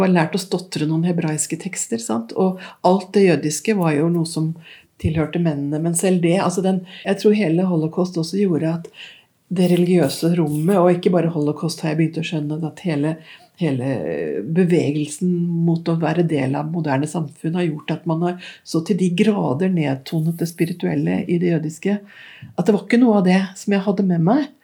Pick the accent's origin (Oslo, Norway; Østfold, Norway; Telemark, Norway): Oslo, Norway; vokste jo opp her i Oslo på 50, Jeg er født midt i 50-tallet.